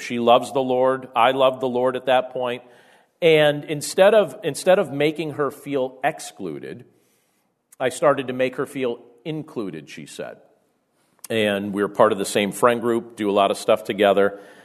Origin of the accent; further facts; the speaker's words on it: Carbondale, Pennsylvania, United States; growing up in Carbondale, Pennsylvania, and what life was like back during our junior high years and our high school years